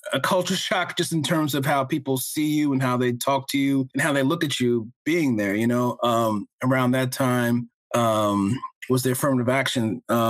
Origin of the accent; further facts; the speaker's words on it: New Jersey, United States; I was the only one who was born in New Jersey